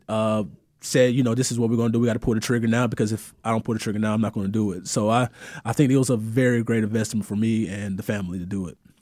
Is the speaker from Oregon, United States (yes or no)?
no; Moody, Alabama, United States; moved away as an adult; also born or lived in New Jersey; I'm from Moody, Alabama.